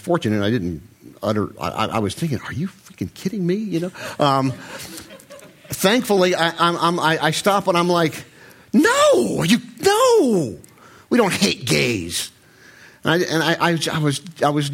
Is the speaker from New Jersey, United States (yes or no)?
yes; Short Hills, New Jersey, United States; I'm from Short Hills